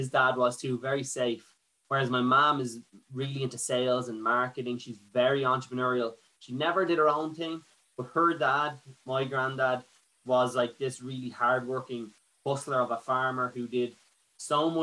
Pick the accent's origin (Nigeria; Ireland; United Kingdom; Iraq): Ireland; Ashbourne, Leinster; also born or lived in United States; my family were from like Drogheda and Athboy, but they came to Ashburn